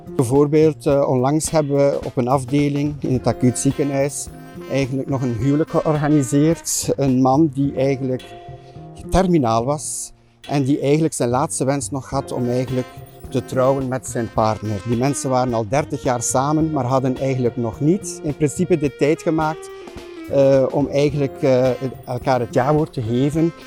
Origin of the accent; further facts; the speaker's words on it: Flemish Ardennes, Flanders, Belgium; moved away; also born or lived in Oudenaarde; Ik ben geboren in Oudenaarde en eigenlijk ben ik opgegroeid in de Vlaamse Ardennen.